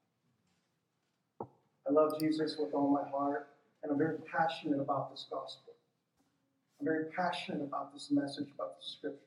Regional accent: Texas, United States; I'm from Texas too

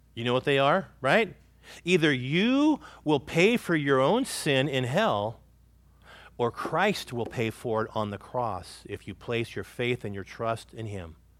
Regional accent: California, United States; moved away; where I grew up in California

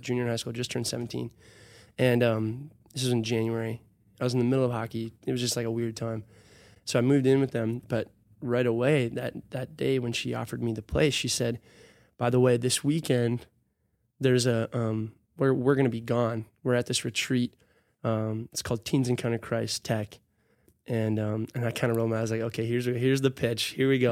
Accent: Hudson, Wisconsin, United States; also born or lived in Minneapolis / Arkansas; I grew up in Hudson

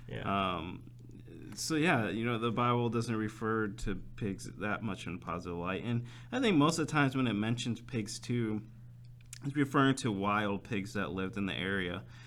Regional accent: United States; since being American

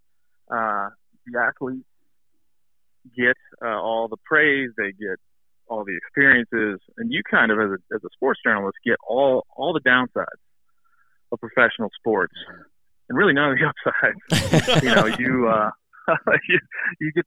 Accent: Hagerstown, Maryland, United States; I met a gentleman named Pete Angle at a bar in my hometown. Him and I are both from Hagerstown, Maryland.

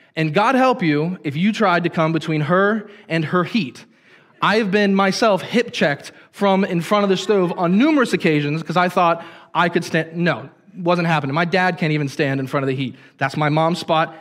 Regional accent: Hagerstown, Maryland, United States; I grew up in the Hagerstown area, which is about 30 minutes south of here

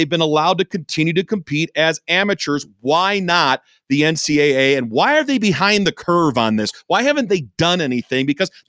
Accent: Ann Arbor, Michigan, United States; moved away; Ann Arbor, that's my hometown, as you know, that's where I was born and around there I was raised

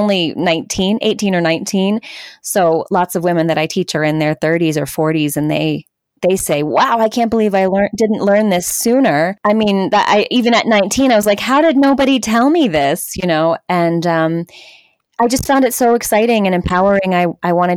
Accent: Southern California, United States; I grew up in Southern California. I grew up in a very suburban suburb in between Los Angeles and San Diego.

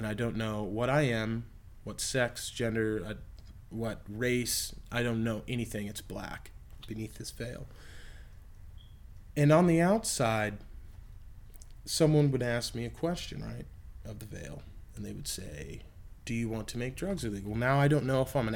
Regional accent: Texas, United States; look at Texas. It's where my home state

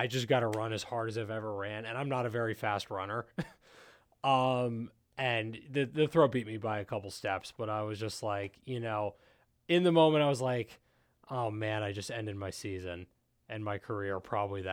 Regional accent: Silver Spring, Maryland, United States; I'm from Silver Spring

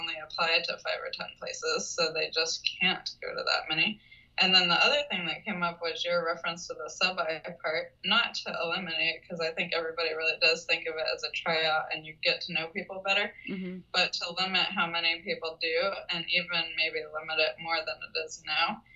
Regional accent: Texas, United States; moved away as an adult; now in New York City, United States; I was from Texas. My whole family's in Texas. Had all my school in Texas

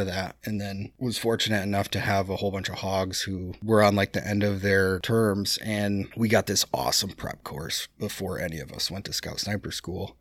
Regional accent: United States; I, as an American

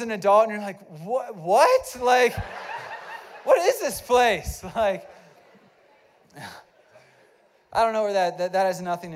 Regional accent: East Coast, United States; We're from the East Coast, best coast.

